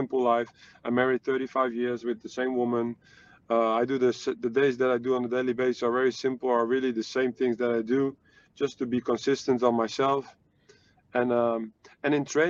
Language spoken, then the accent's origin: English; Netherlands; I'm from the Netherlands